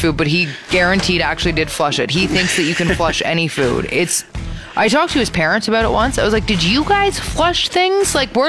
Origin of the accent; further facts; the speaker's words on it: Ontario, Canada; moved away; when I was growing up in Ontario, Remembrance Day actually wasn't a holiday.